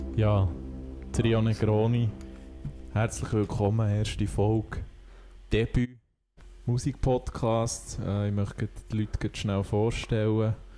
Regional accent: Thun, Bern, Switzerland; bin aus Thun

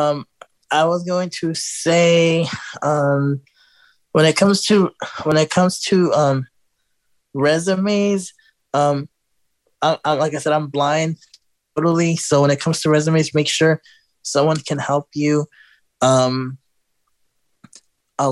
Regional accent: Chicago, Illinois, United States; moved away as an adult; now in Houston, United States; I'm from Chicago originally

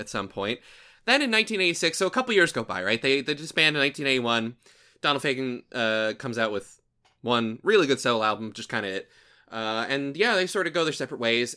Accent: Southern, United States; accent: Southern; my usual Southern accent

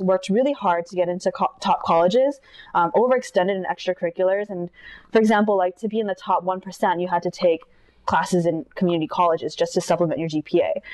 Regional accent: Irvine, California, United States; moved away as an adult; also born or lived in Philadelphia / New York City; I grew up in Irvine.

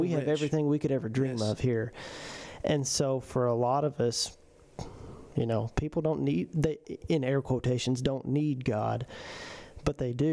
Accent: United States; As an American

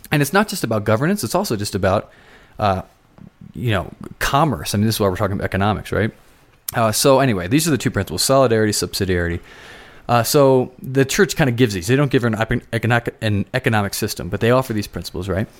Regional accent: Philadelphia, Pennsylvania, United States; now in Colorado, United States; I'm from Philadelphia

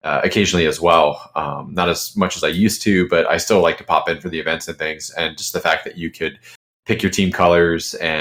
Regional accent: Charleston, South Carolina, United States; now in Jacksonville, United States; from South Carolina, where I grew up in Charleston

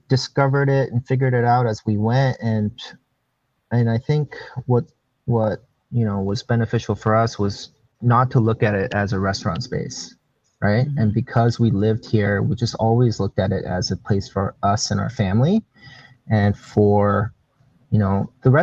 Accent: Springfield, Oregon, United States; also born or lived in Korea / New York; now in Portland, United States; I grew up in Springfield, Eugene. So I grew up in Springfield High School

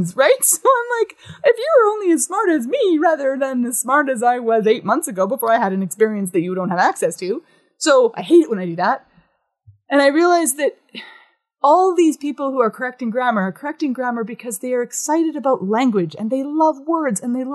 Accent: Canada; I'm a Canadian visiting

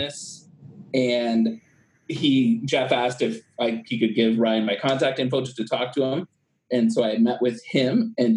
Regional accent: Brantford, Ontario, Canada; I was born and raised in Brantford, so I knew how to be around some grit

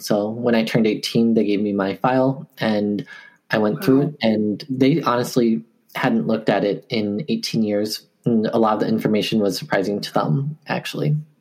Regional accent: Eau Claire, Wisconsin, United States; moved away as an adult; also born or lived in Daegu, South Korea / Guatemala; now in Milwaukee, United States; I currently live in Milwaukee, Wisconsin, but I'm from Eau Claire. And that's actually where I first went to um, when I was adopted.

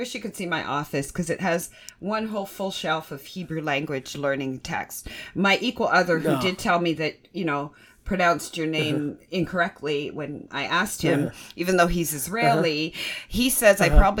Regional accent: Canada; We Canadians

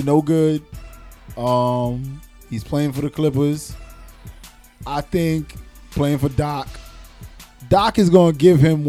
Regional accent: New York City, New York, United States; Well, first of all, I'm from Brooklyn. I'm from New York City. Fuck being Brooklyn. I'm from New York City.

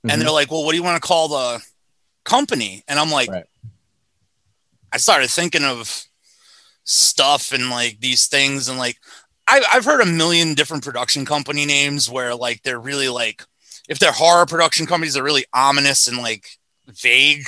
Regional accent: New England, United States; I'm really proud of being from this area.

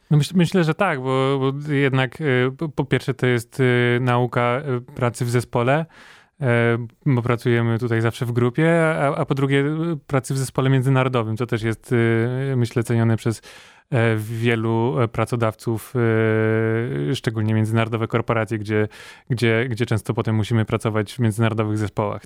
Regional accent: Poland; jesteśmy jedyną osobą z Polski, która, która jest na takim projekcie

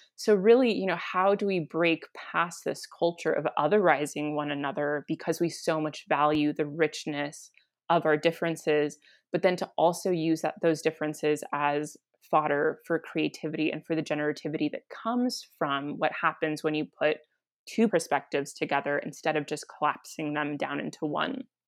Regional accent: Santa Fe, New Mexico, United States; also born or lived in Guatemala; I was born and raised in Santa Fe, New Mexico

